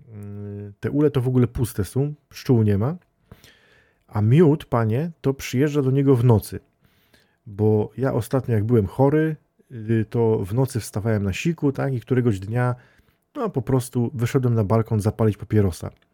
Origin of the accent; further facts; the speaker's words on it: Świętokrzyskie Voivodeship, Poland; tutaj u nas w Świętokrzyskim